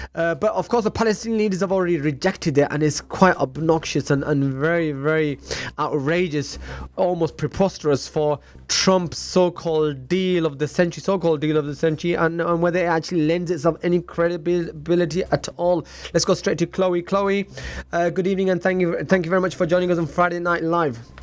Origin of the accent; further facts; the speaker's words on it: Leeds, Yorkshire and the Humber, United Kingdom; moved away; I'm originally from Leeds myself